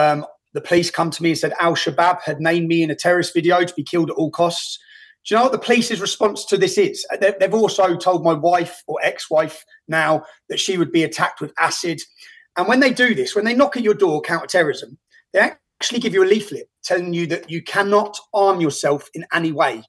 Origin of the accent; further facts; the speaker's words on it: Luton, East of England, United Kingdom; in my hometown of Luton, we have every culture, every religion. Many of the people are sons of immigrants. White English are a minority